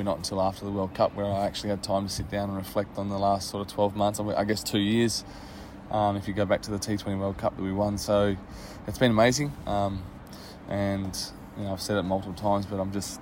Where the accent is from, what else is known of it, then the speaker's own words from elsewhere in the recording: Western Australia, Australia; I'm West Australian and a very proud one